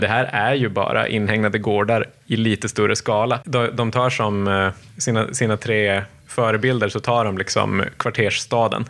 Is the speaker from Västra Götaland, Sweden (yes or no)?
no; Malmö, Skåne, Sweden; När jag växte upp i Oxie på 70-talet